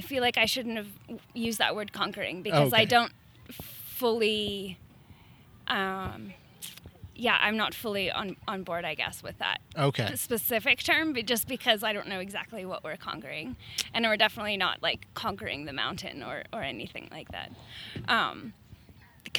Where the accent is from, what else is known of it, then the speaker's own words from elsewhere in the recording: Salt Spring Island, British Columbia, Canada; I'm from Salt Spring Island, BC